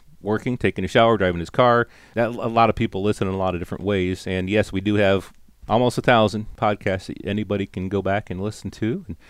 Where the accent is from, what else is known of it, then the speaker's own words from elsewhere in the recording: London, Ontario, Canada; I'm from London, Ontario, Canada.